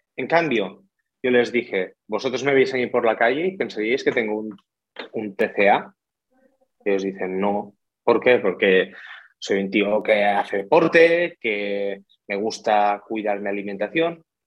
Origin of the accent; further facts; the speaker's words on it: Tortosa, Catalonia, Spain; moved away as an adult; now in Barcelona, Spain; soy de Tortosa, sur de Cataluña, pero me vine aquí a Barcelona a estudiar el grado universitario